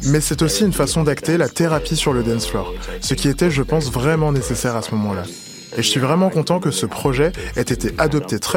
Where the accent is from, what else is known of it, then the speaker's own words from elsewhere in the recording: Toruń, Kuyavian-Pomeranian Voivodeship, Poland; Je vivais dans une petite ville. Je suis de Torun, une ville de, je dirais, 160 000 habitants.